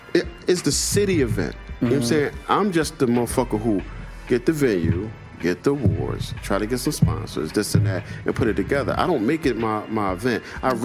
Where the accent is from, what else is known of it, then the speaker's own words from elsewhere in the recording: Philadelphia, Pennsylvania, United States; I'm from Philly, and I know every fucking musician personally or whoever.